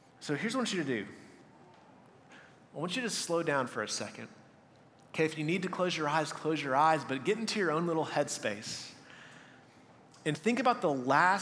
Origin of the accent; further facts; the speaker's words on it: Texas, United States; moved away; I was from Texas